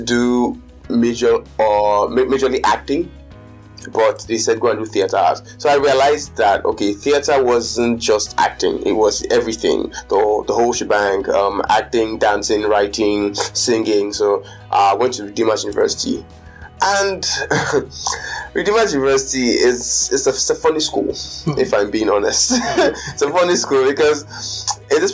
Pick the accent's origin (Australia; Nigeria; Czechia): Nigeria; Lagos; I've spent most of my life in Lagos, so I consider myself more of a Lagos person